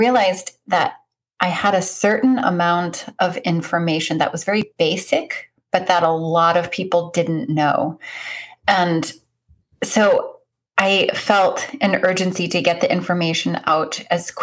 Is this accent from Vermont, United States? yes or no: yes; Northeast Kingdom of Vermont, United States; I hail from the Northeast Kingdom of Vermont, about 30 minutes south of the Canadian border.